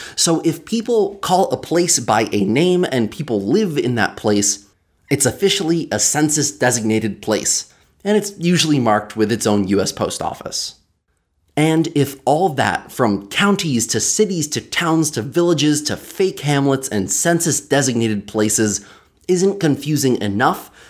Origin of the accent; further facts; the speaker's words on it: the Catskills, New York, United States; Growing up in the Catskills, I knew that we had towns and villages and hamlets